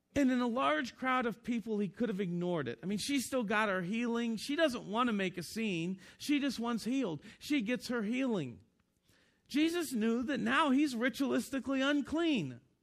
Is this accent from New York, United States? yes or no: no; Northeastern Ohio, United States; moved away as an adult; also born or lived in Kentucky; I was born and raised in Northeastern Ohio